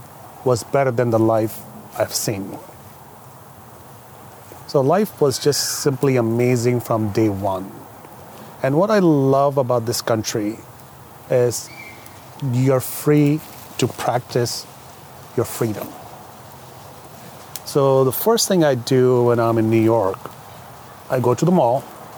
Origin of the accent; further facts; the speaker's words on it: Saudi Arabia; now in United States; But I came here from Saudi Arabia, very strict and very conservative culture, where you cannot do a lot of things.